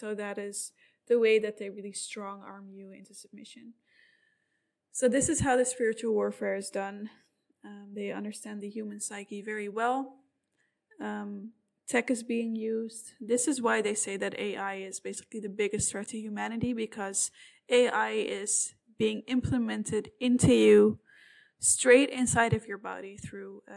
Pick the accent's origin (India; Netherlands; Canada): Netherlands; Amsterdam, North Holland; I'm from Amsterdam